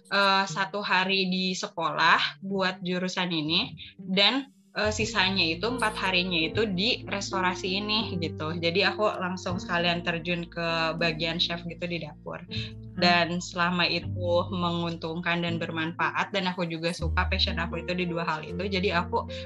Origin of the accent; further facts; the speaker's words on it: Sukabumi, West Java, Indonesia; also born or lived in Jakarta; Aku tuh lahirnya di Jakarta, tapi tiba-tiba kenapa harus tinggal di Sukabumi gitu.